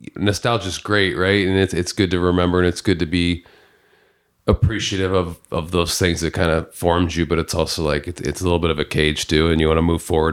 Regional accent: Peoria, Illinois, United States; also born or lived in Columbia, Missouri; I moved in with three of my very good friends in my hometown of Peoria, Illinois

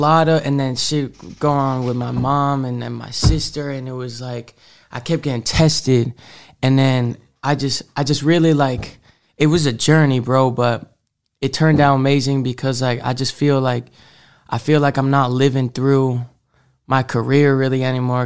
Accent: Marblehead, Massachusetts, United States; also born or lived in Salem, Massachusetts; I'm originally from Salem, Massachusetts, um, but I spent, like, the m, majority of, like, my forming years in this, like, small town Marblehead.

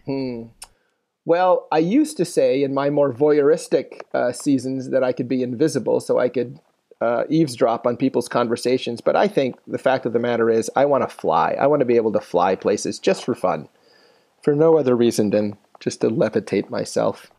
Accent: Philippines; moved away; I grew up in the Philippines

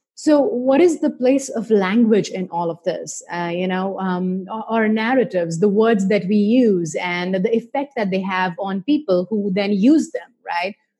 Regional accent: India; I grew up in India

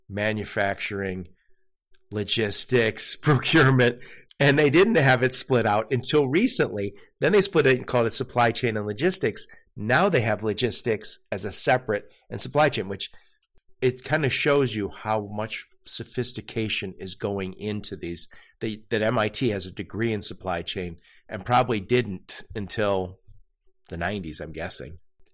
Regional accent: Dearborn, Michigan, United States; By the way, I grew up in Dearborn, Michigan. And so I also, my dad worked at Ford. So many of my family members worked at Ford. And I was in Dearborn yesterday. Love that place still. I live not too far.

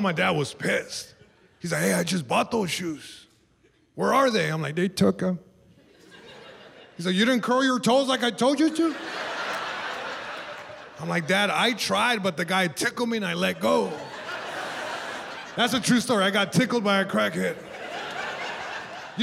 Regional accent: Long Beach, California, United States; I'm from Long Beach, California, born and raised

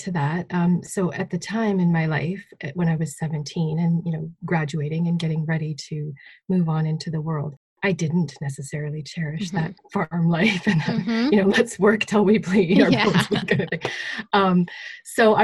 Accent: Saskatchewan, Canada; I grew up not far from here, just sort of on the border of East Central Alberta and Saskatchewan.

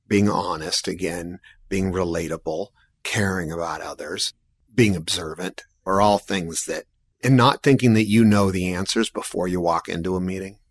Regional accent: San Diego, California, United States; moved away as an adult; also born or lived in Portland, Oregon; I grew up in San Diego

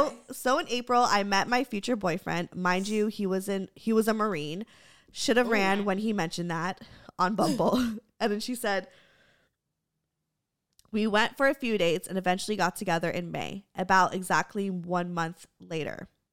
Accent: Germany; English is a second language; First of all, I'm sorry if my English sucks. I'm from Germany, so it isn't my native language.

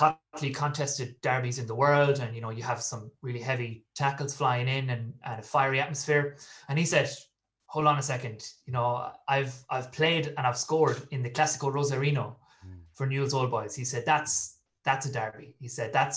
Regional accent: Galway, Connacht, Ireland; also born or lived in London; I'm from Galway in the west of Ireland.

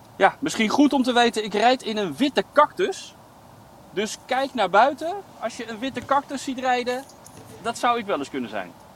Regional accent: Amsterdam, North Holland, Netherlands; now in Amersfoort, Netherlands; ik ben geboren getogen in Amsterdam

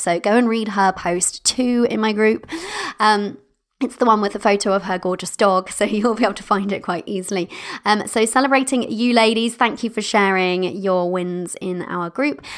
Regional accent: United Kingdom; I'm British

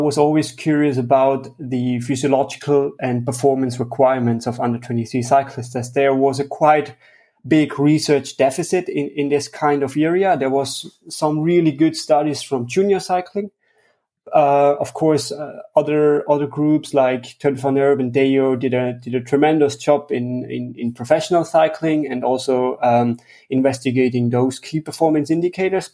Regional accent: Tyrol, Austria; I'm from Austria, the western part of Austria in Tyrol

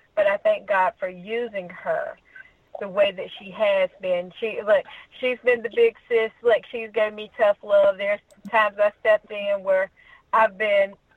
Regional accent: Troy, Alabama, United States; I'm from Troy, Alabama

